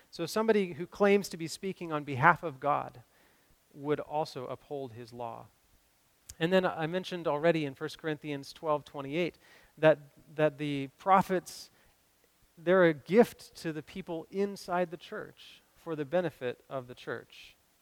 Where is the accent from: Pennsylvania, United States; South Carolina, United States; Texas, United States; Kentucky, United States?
Kentucky, United States; Cleveland; growing up in Cleveland, Kentucky